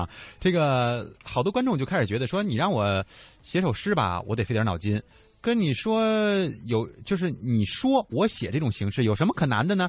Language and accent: Chinese; China; 因为什么？我们是中国人嘛。